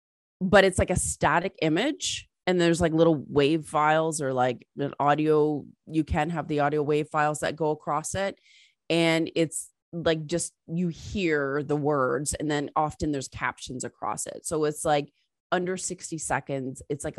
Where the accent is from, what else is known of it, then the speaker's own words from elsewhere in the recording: England, United Kingdom; born there; because I was born in England and my family's British.